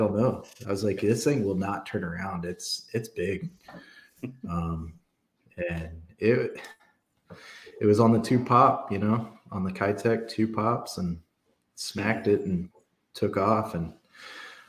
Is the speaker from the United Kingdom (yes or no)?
no; Kansas, United States; moved away; I'm from Kansas.